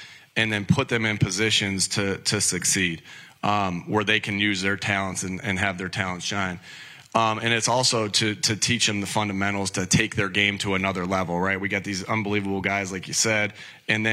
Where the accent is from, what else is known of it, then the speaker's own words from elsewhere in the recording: Jamestown, New York, United States; as a kid growing up in Jamestown, New York, near the Buffalo area